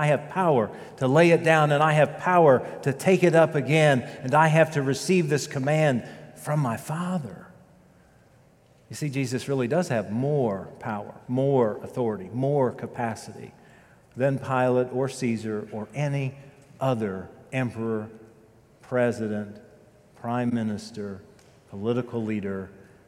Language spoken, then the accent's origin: English; United States; I am proud to be an American